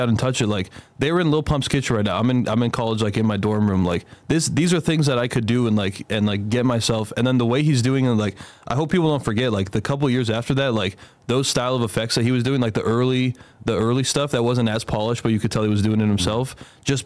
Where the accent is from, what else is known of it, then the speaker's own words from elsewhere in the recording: Sacramento, California, United States; I'm from Sacramento.